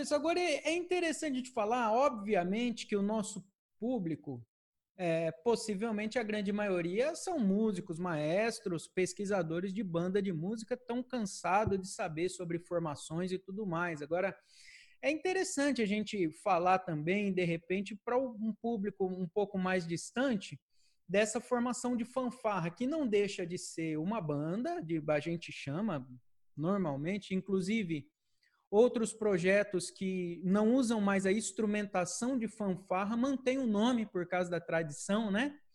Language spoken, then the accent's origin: Portuguese; Presidente Prudente, São Paulo, Brazil; moved away as an adult; also born or lived in Tatuí; now in Campinas, Brazil; Eu sou de Presidente Prudente